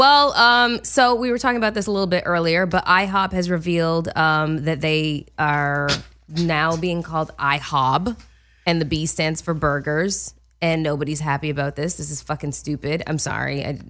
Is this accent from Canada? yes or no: yes; Canada; I can't. I'm Canadian. I can't.